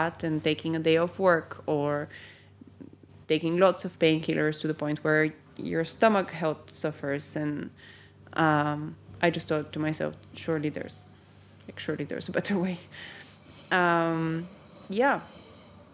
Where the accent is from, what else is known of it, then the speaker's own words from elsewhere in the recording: Bulgaria; now in United Kingdom; I grew up in Bulgaria